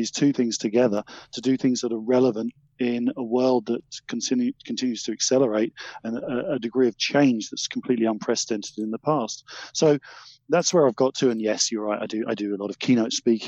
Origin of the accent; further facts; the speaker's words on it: Essex, East of England, United Kingdom; originally I came from Essex, if you're interested, a much misunderstood county.